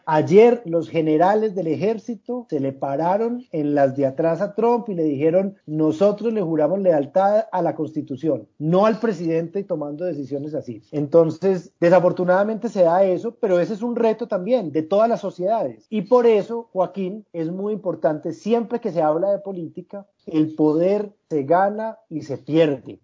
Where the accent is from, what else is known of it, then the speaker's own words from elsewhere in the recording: Medellín, Antioquia, Colombia; viví mi niñez y mi adolescencia en la Medellín de los años 80 y 90